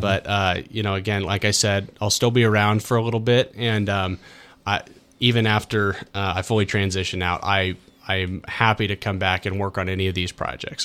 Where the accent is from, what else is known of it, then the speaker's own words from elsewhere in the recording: United States; this is my hometown